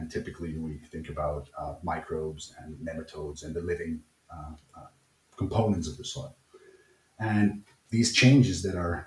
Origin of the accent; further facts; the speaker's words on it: Netherlands; moved away as an adult; now in Germany; I'm from the Netherlands